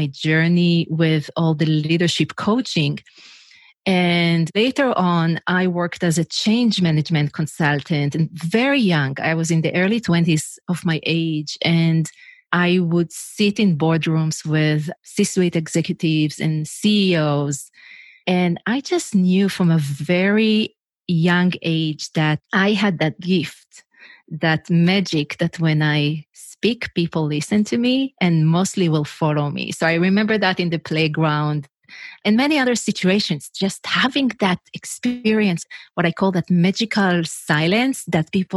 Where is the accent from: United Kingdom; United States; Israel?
Israel; English is a second language; moved away as an adult; I'm originally from Israel, if you wonder what's the accent, where is she from? So I'm originally from Israel, and in Israel, everyone needs to go to the army